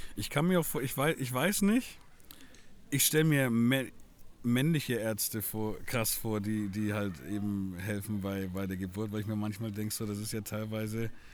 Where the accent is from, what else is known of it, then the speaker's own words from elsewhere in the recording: Franconia, Bavaria, Germany; ich selbst als Franke